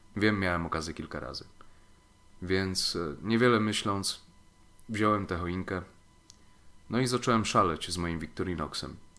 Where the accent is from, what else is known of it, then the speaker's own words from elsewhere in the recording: Lower Silesian Voivodeship, Poland; moved away; do mojej rodzinnej miejscowości na Dolnym Śląsku